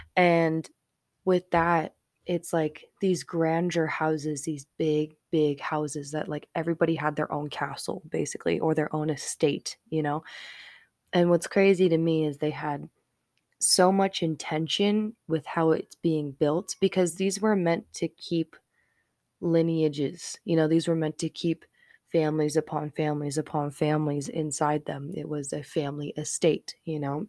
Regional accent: Colorado Springs, Colorado, United States; I grew up in Colorado Springs.

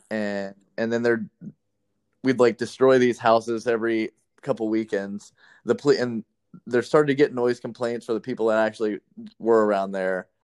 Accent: Las Vegas, Nevada, United States; born or raised there; moved away as an adult

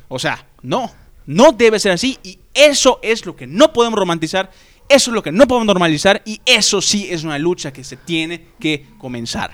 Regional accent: Yucatán, Mexico; todos somos mexicanos, todos somos yucatecos

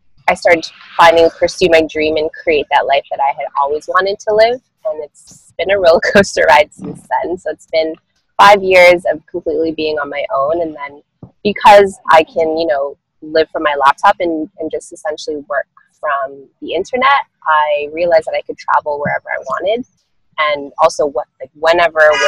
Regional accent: Toronto, Ontario, Canada; born and raised in Toronto, Canada

